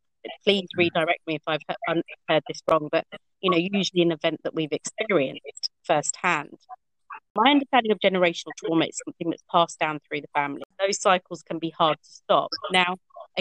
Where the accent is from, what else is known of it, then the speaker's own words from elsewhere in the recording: Norfolk, East of England, United Kingdom; I grew up in National Front Norfolk in the late 1980s, early